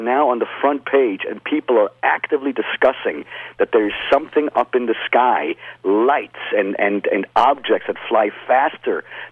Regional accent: Lucerne, Switzerland; moved away as an adult; now in United States; I was born in Luzern, exactly, in the Swiss part or the German part of Switzerland.

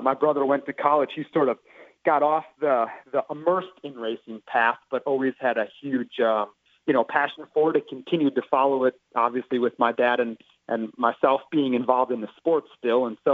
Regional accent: Texas, United States; growing up in Texas

